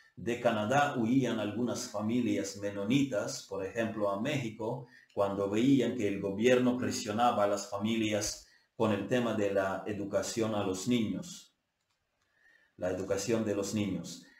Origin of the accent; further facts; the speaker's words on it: Ukraine; Estamos con el pueblo ucraniano. Yo estoy con mi pueblo